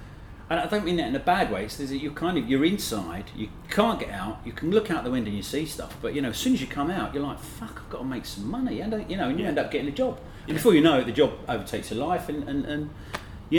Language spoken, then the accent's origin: English; Luton, East of England, United Kingdom; now in New York, United States; Originally Luton.